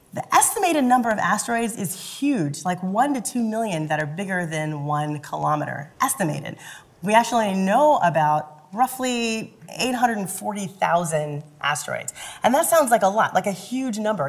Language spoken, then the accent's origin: English; Louisville, Kentucky, United States; I grew up in Louisville, Kentucky.